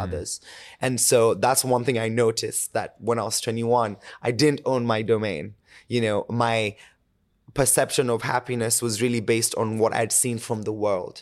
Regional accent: Kenya; moved away; born and raised in Kenya. I lived majority of my life there

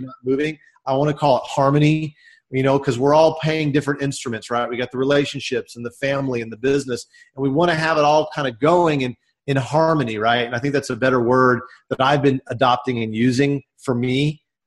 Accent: Dallas, Texas, United States; I'm from the Dallas, Texas area, and uh, I grew up in the states

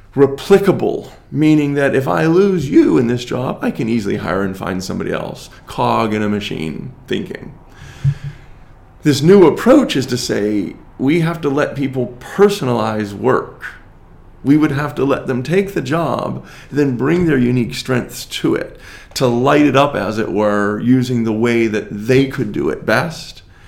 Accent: United States; even as an American.

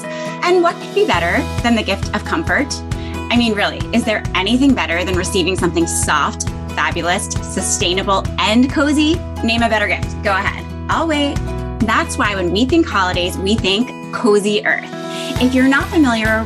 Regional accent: Greenwich, Connecticut, United States; now in Manhattan, United States; I grew up in Greenwich, Connecticut.

